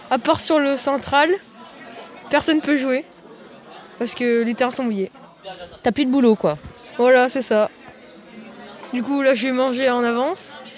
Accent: Toulouse, Occitania, France; Moi je viens de Toulouse. C'est pas hyper proche de Paris.

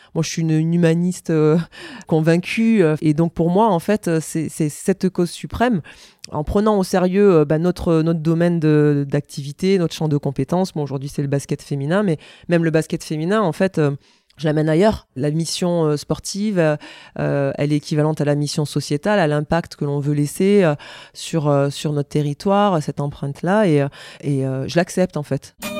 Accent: Auch, Occitania, France; also born or lived in Toulouse; je suis né à Toulouse, mais euh, c'est vrai que j'ai grandi dans le Gers

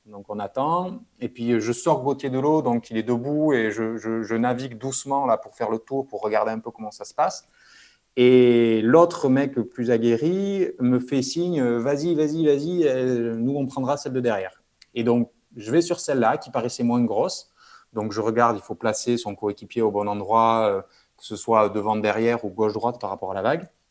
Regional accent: Bayonne, Nouvelle-Aquitaine, France; moved away as an adult; also born or lived in Toulouse; grandi près de la mer, donc au Pays Basque, à je pense 5 minutes de la plage

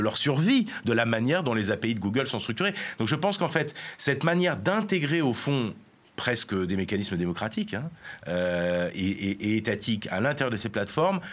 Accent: France; nous en France

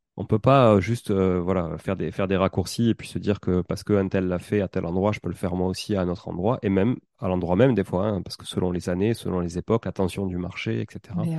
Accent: Toulouse, Occitania, France; accent: toulousain; mon accent toulousain

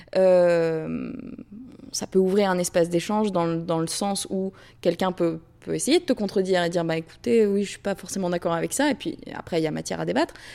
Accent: France; moved away as an adult; now in United States; je suis partie de la France, enfin, je suis sortie du, du, côté un peu guindé académique mmh. français pour, pour venir aux États-Unis

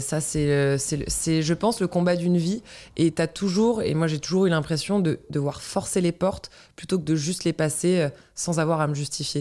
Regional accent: Breton, Brittany, France; en tant que bretonne

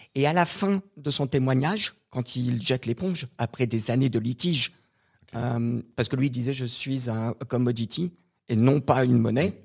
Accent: Canada; moved away; also born or lived in Montreal / Quebec / United States; je suis canadien

